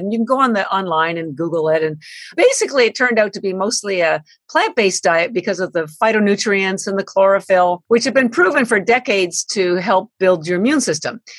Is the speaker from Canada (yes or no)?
yes; Canada; now in Boston, United States; I'm Canadian by birth. I've lived in Boston 33 years